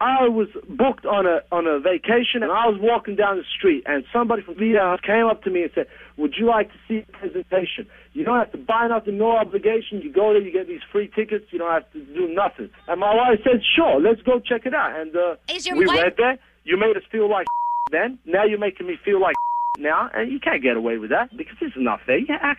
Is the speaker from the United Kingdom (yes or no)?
no; Australia; I'm from Australia.